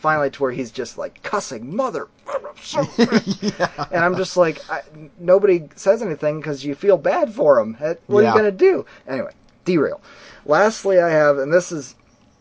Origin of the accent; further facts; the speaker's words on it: Ohio, United States; we're from Ohio